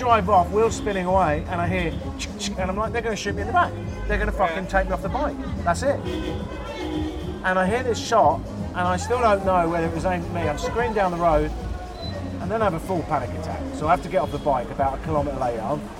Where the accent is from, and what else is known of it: England, United Kingdom; also born or lived in Canada